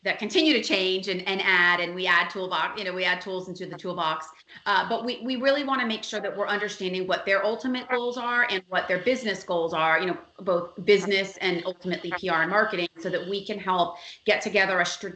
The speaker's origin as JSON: {"language": "English", "town": "Miami", "region": "Florida", "country": "United States", "tie": "born or raised there", "said": "I'm a native. I'm born and raised in Miami"}